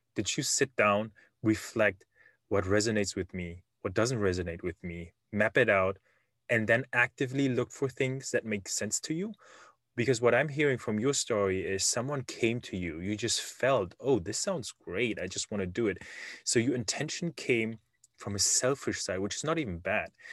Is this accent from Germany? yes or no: yes; Germany; English is a second language; moved away as an adult; now in Silicon Valley, United States; I was born and raised in Germany